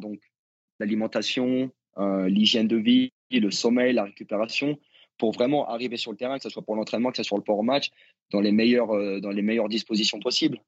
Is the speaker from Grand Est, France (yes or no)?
no; Nevers, Bourgogne-Franche-Comté, France; moved away as an adult; also born or lived in United States; j'ai grandi à Nevers